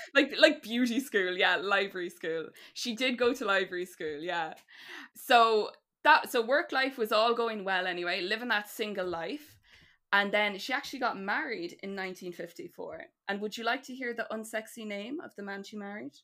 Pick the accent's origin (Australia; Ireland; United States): Ireland; we all connect to as people and also as Irish people